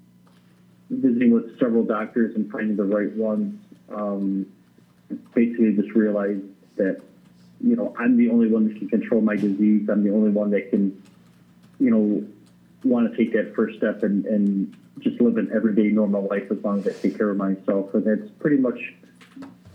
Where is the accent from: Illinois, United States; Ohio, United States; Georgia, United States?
Illinois, United States; Addison; also born or lived in Alaska; I am originally from Addison, Illinois